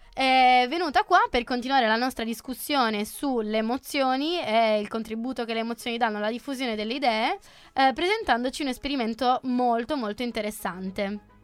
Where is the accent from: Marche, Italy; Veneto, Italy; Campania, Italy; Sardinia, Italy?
Sardinia, Italy; Io sono sarda